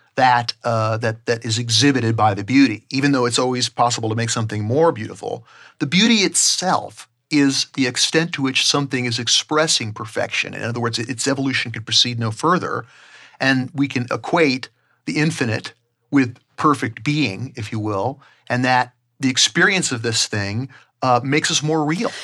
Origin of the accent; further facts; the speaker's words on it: Southern California, United States; growing up in Southern California